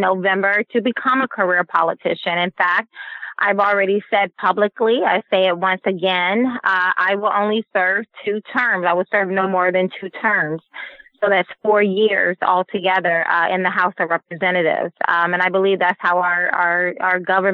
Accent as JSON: {"language": "English", "region": "the South", "country": "United States", "tie": "born or raised there", "said": "when we were growing up in the South"}